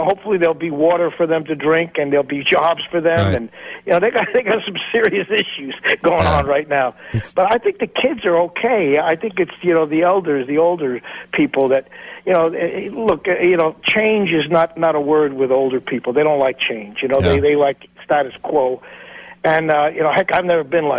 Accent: the New York area, United States; now in Nashville, United States; I grew up in the New York area

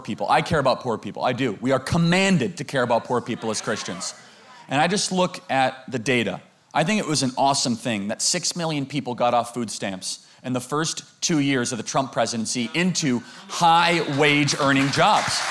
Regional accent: United States; I grew up in America not too long ago in high school

